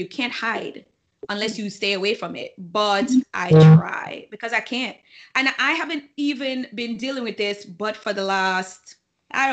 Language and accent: English; Jamaica; moved away; when we were growing up in Jamaica